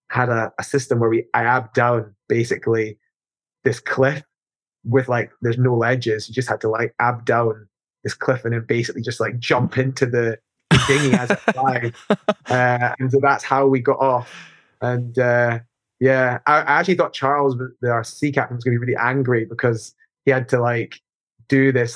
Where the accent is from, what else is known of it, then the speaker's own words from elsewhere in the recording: Edinburgh, Scotland, United Kingdom; as a young climber growing up in Edinburgh, that was where I climbed